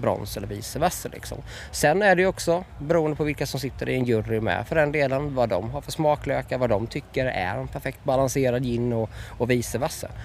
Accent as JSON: {"language": "Swedish", "town": "Ljungby", "region": "Kronoberg County", "country": "Sweden", "tie": "born or raised there", "said": "både jag och pappa vi är födda och uppvuxna i Ljungby"}